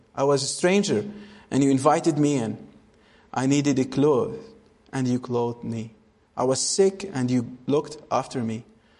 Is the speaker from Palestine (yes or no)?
yes; Bethlehem, West Bank, Palestine; Say, actually, I'm from Bethlehem. Oh, you're from Israel. I say, yeah, okay, I'm from Israel.